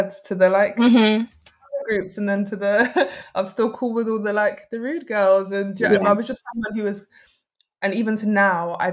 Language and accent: English; London, United Kingdom; moved away as an adult; also born or lived in Sheffield; growing up in South London as somebody with mixed heritage